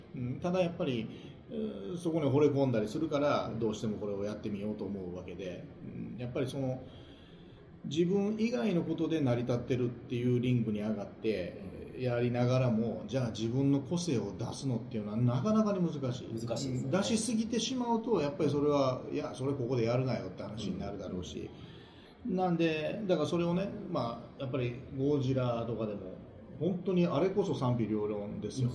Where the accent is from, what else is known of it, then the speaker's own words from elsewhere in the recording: Kansai, Japan; 関西人だから